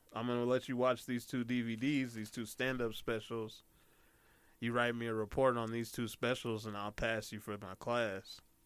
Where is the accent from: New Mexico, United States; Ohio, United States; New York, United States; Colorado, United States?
Colorado, United States; Denver; I'm from Denver. I was living uh, in a certain area called Park Hill.